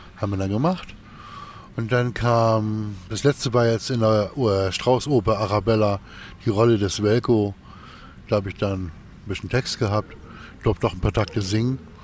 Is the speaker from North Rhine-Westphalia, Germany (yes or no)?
no; Kiel, Schleswig-Holstein, Germany; Ich bin 65 hier in Kiel geboren und Kiel ist meine Heimat